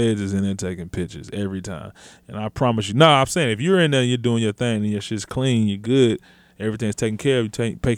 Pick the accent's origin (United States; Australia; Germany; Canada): Germany; born there; I was born in Germany. I'm not German.